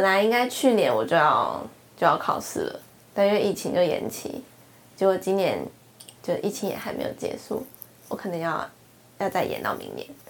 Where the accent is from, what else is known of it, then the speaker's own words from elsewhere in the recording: Taipei, Taiwan; 我是来自台湾、台北